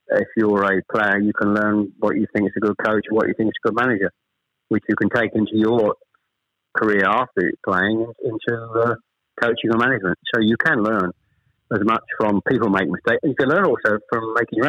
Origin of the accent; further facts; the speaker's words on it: Chelmsford, East of England, United Kingdom; also born or lived in Ashton-under-Lyne; We actually moved south from Manchester. I was born in Ashton under Lyne. We actually moved south to Chelmsford when I was probably, I was the eldest of three, when I was probably about seven or eight